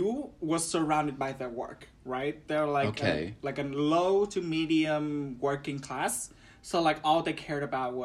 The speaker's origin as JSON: {"language": "English", "region": "Hanoi", "country": "Vietnam", "tie": "born or raised there", "said": "Hanoi, born and raised"}